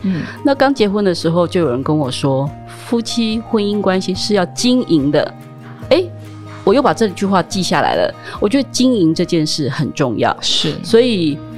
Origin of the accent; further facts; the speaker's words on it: rural Taichung, Taiwan; 我是在台中乡下长大的孩子嗯。但是呢，我们又是属于乡下里面的正职家庭，所以在我母亲当县议员的时候生下我